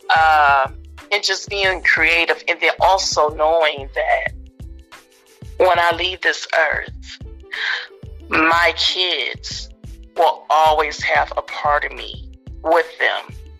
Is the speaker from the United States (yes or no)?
yes; Austin, Texas, United States; Hillcrest is the street that I grew up on in East Austin.